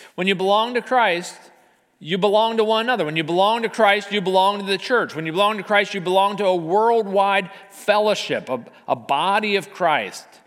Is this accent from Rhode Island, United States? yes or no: no; Arlington, Virginia, United States; as a kid, I grew up in Arlington